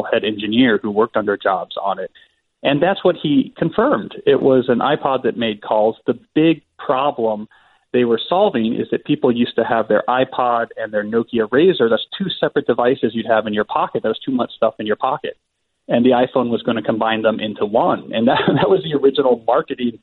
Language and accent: English; near Princeton, New Jersey, United States; Mainly in New Jersey, sort of near Princeton, New Jersey.